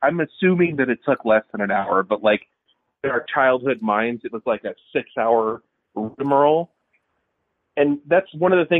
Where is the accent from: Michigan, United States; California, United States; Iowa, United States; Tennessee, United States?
California, United States; Los Angeles; I was born in Los Angeles